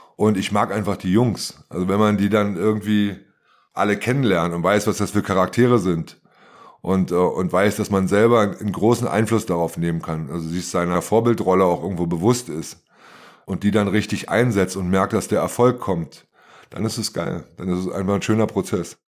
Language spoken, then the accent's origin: German; Germany; born or raised there